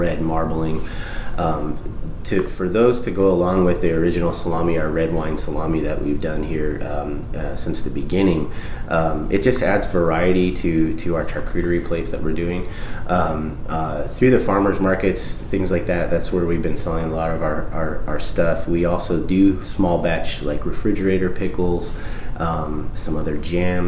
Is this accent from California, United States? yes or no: yes; Southern California, United States; also born or lived in Flint, Michigan; I was born in Flint, Michigan, and I actually lived in Michigan until I was five and then moved to Southern California.